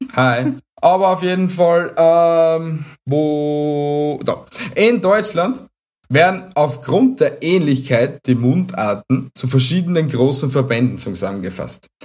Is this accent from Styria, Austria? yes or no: yes; Styria, Austria; bei uns in der Steiermark